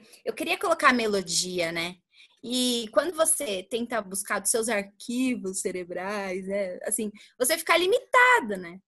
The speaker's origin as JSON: {"language": "Portuguese", "town": "Carapicuíba", "region": "São Paulo", "country": "Brazil", "lives_now": "Barueri, Brazil", "said": "hoje nós moramos em Barueri, mas eu sou de Carapicuíba, sou carapicuibana"}